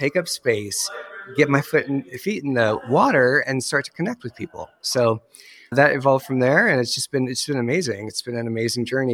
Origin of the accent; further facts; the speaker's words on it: Iowa, United States; moved away; I grew up in a small town, a wee town in Iowa, and it's actually where I'm back again